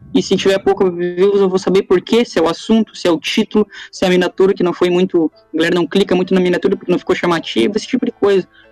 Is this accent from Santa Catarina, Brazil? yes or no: no; Passo Fundo, Rio Grande do Sul, Brazil; moved away as an adult; now in Ireland; Eu sou de Passo Fundo também, sou de outra cidade, na verdade, do Rio Grande do Sul, mas eu era de Passo Fundo